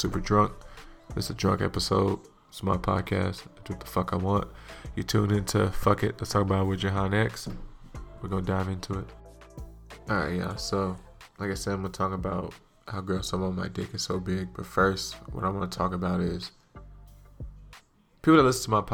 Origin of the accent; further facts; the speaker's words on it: hometown of the Warriors, California, United States; root for my hometown